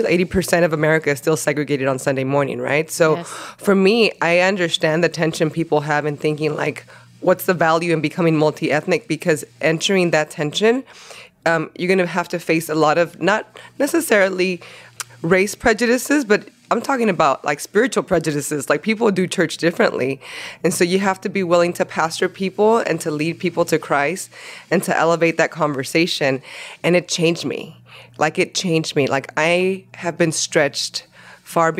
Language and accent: English; Los Angeles, California, United States; accent: Latino heritage sound; first language Spanish; English is a second language; I was born and raised in Los Angeles.